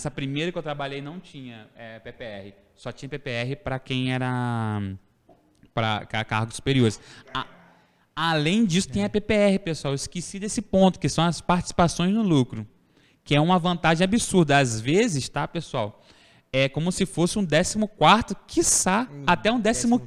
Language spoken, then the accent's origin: Portuguese; Cordeiro, Rio de Janeiro, Brazil; also born or lived in Italva; Eu, por exemplo, nascido, sou nascido em Italva, criado em Cordeiro